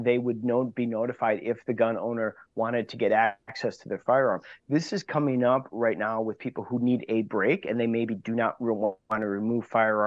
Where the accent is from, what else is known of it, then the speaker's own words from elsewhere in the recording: Wauwatosa, Wisconsin, United States; I grew up in Wauwatosa